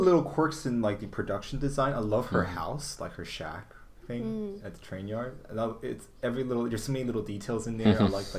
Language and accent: English; Taiwan; moved away